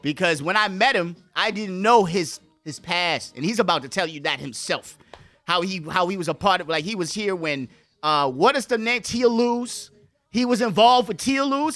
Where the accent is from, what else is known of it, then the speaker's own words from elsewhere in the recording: Bahamas; moved away as an adult; also born or lived in Bronx, New York / Washington; from the Bahamas, I went to school, grew up there.